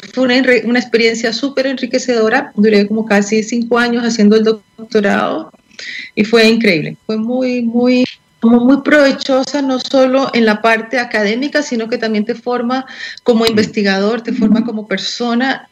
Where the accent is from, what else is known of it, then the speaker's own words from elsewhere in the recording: Colombia; now in Chile; yo soy colombiana y en Colombia